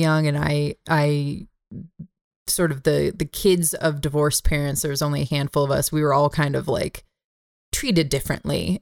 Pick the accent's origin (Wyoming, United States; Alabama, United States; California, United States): California, United States; Bay Area; where I grew up in the Bay Area